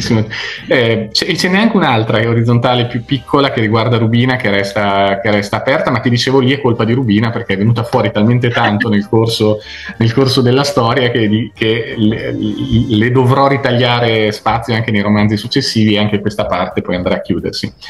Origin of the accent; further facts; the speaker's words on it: Zocca, Emilia-Romagna, Italy; also born or lived in Vignola; now in Treviso, Italy; sono zocchese, proprio zocchese dentro